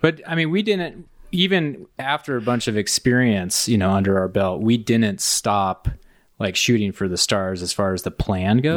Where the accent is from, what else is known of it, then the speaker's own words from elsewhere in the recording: Indiana, United States; moved away as an adult; I grew up in Indiana